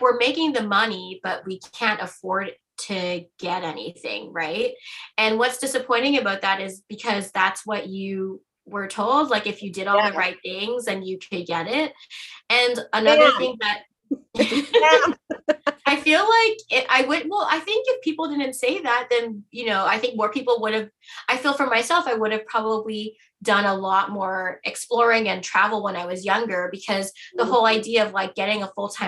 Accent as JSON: {"language": "English", "country": "Canada", "said": "as a Canadian"}